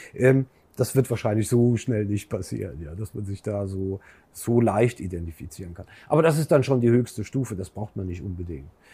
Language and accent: German; Germany; sind wir Deutsche